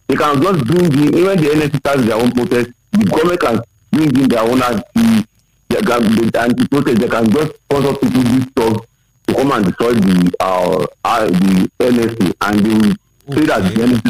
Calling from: Ogun State, Nigeria; calling from Ogun State.

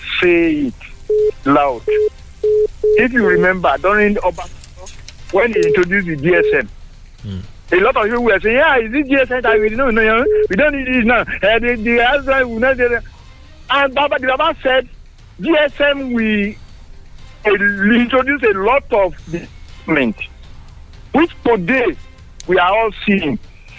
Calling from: Nigeria; I'm calling from Songo.

